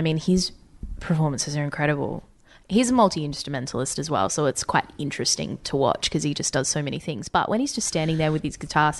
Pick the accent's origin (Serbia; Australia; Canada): Australia; Gold Coast, Queensland; I've spent a lot of time on the Gold Coast because unfortunately I grew up there.